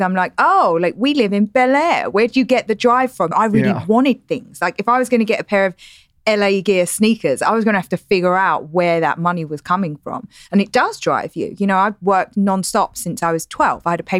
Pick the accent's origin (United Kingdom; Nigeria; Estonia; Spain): United Kingdom; London; now in United States; I'm not Australian or South African. I'm English. So you try to, like, I speak with better accent here than I probably did at home. But I'm from East London, which is the equivalent of coming from Inglewood or the Bronx.